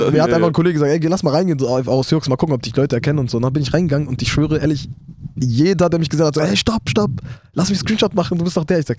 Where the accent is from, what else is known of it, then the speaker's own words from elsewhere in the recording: Iraq; Dann zwischendurch war ich sogar Nationalspieler vom Irak, also von meiner Heimat, wurde ich eingeladen.